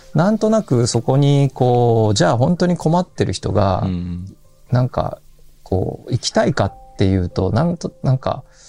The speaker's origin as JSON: {"language": "Japanese", "region": "Kumamoto", "country": "Japan", "tie": "born or raised there", "said": "私自身があの熊本市であの生まれ育ったんですが"}